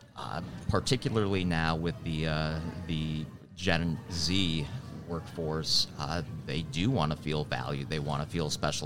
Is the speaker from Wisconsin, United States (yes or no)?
yes; Milwaukee, Wisconsin, United States; also born or lived in Twin Cities, Minnesota; now in Charlotte, United States; I'm from Milwaukee originally